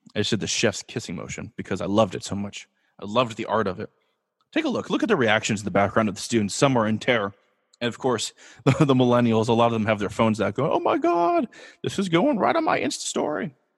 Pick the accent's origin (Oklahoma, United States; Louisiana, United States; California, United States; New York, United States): California, United States; Los Angeles; I am born and raised in Los Angeles